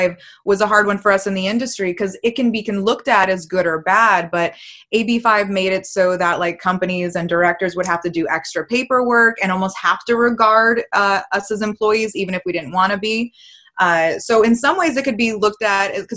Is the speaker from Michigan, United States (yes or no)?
no; Massachusetts, United States; I'm from Massachusetts